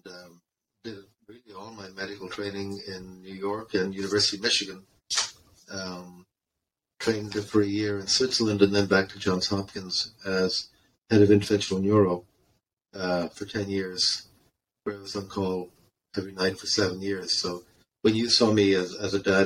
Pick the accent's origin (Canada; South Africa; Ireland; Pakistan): Ireland; moved away; I was born in Ireland in 1961 and grew up there